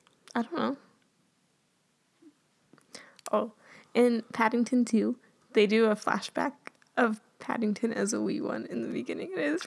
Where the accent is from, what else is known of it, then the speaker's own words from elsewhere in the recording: Canada; But we're Canadian.